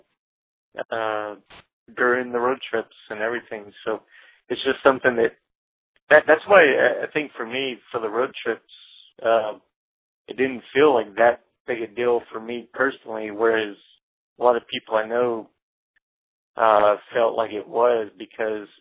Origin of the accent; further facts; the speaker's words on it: Alexandria, Louisiana, United States; moved away; also born or lived in Shreveport, Louisiana; when I lived in North Louisiana for about 5 years in my hometown of Alexandria, Pineville